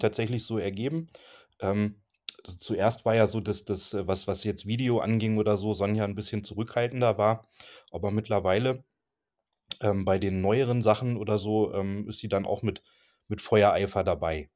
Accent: Germany; wir kommen halt aus der Vorharzer Gegend

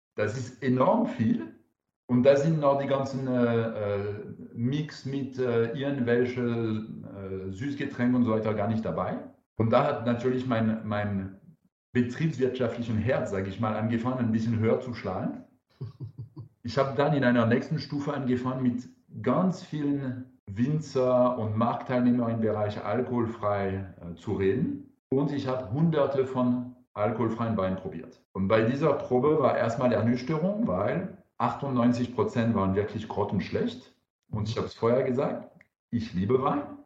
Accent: France; German is a second language; now in Karlsruhe, Germany; Ich bin Franzose

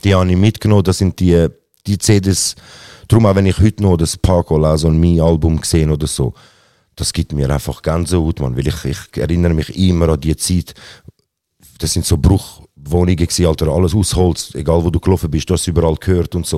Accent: Zurich, Switzerland; Aber ich bin in Zürich geboren, äh, aufgewachsen auch

